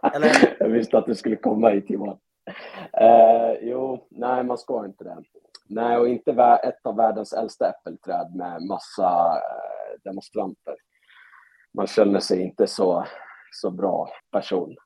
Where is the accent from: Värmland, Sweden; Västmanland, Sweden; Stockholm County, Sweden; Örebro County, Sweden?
Stockholm County, Sweden; Stockholm; also born or lived in Europe; now in Falun, Sweden; Jag är från Stockholm och efter en lång resa ute i Europa så landade jag i Falun till slut